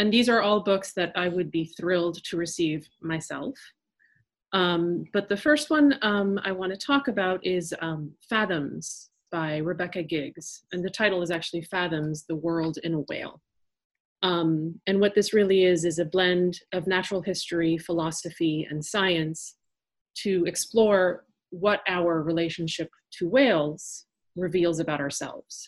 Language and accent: English; New York, United States; first language French; English is a second language; my parents are French and I am French and I didn't speak English until about, I would say, the second grade, but I was born in New York.